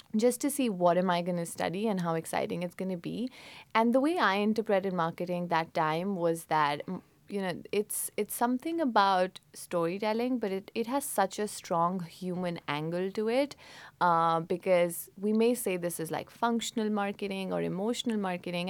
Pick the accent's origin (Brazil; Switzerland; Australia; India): India; Mussoorie, Uttarakhand; moved away; I grew up in India. Uh, it's a place called Missouri